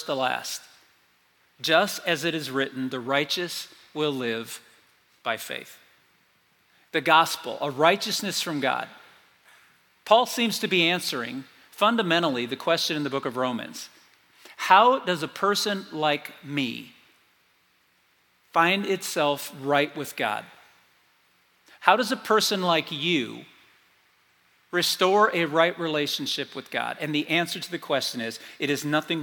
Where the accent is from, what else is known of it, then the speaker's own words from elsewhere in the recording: South Bend, Indiana, United States; I grew up in South Bend, Indiana, North Central Indiana